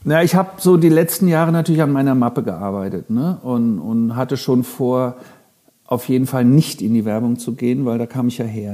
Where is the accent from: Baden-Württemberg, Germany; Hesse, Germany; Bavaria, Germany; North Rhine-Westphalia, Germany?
Hesse, Germany; Frankfurt; also born or lived in Minden; now in Hamburg, Germany; Ich komme ja aus Frankfurt ehemals.